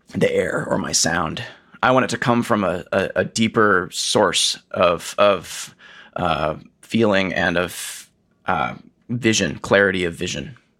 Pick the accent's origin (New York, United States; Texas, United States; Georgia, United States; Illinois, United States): Georgia, United States; Atlanta; moved away as an adult; also born or lived in Minnesota / Houston / Oregon / San Francisco; now in Pittsburgh, United States; I'm from Atlanta